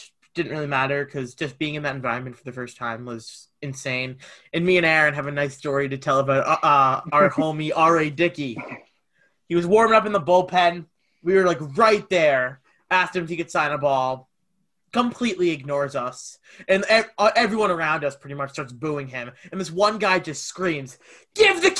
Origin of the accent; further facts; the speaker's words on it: Massachusetts, United States; we grew up in Massachusetts. We've lived here all our lives.